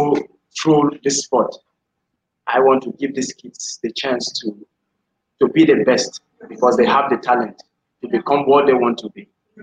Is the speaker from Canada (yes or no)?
no; Benue, Nigeria; English is a second language; from Benue State in Nigeria here. But I'm opportune to be in Abuja.